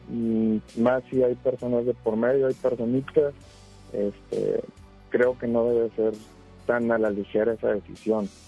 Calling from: Escobedo, Nuevo León, Mexico; de acá de Escobedo, ahorita estoy en Escobedo en el trabajo.

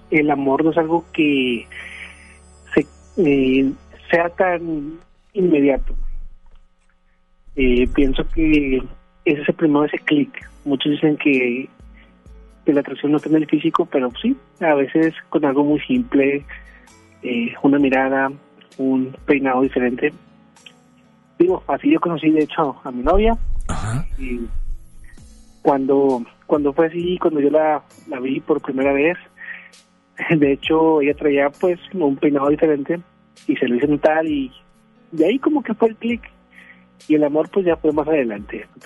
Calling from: García, Nuevo León, Mexico; desde García León.

